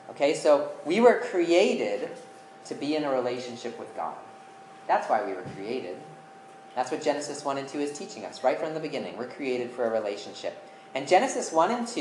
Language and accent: English; Colorado, United States; my home state of Colorado